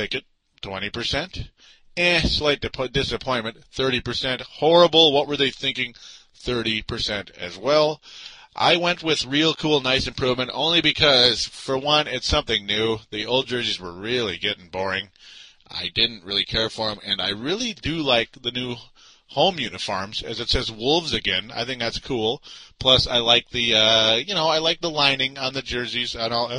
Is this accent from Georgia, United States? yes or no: no; Minnesota, United States; I'm from Minnesota